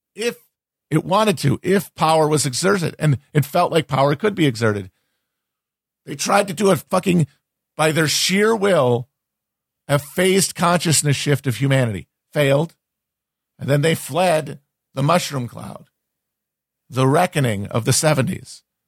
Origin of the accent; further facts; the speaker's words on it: United States; I'm just an American.